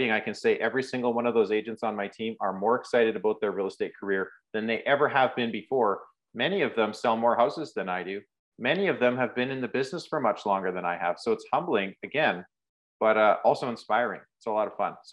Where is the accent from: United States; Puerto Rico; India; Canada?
Canada; Rocky Mountains; moved away as an adult; now in Prairies, Canada; But I moved 10 hours, 11 hours away from home, which I grew up in the Rocky Mountains. I moved to the, the prairies and um, as a 19 year old kid, I got my trades ticket.